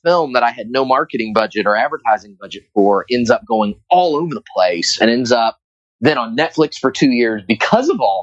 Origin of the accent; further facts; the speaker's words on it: Tampa, Florida, United States; my hometown of Tampa, Florida